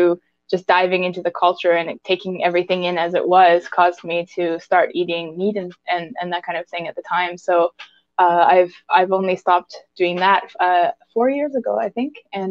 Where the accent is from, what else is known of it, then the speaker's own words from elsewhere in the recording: Halifax, Nova Scotia, Canada; moved away as an adult; now in Seoul, South Korea; East Coast, Nova Scotia. So I call Halifax my hometown.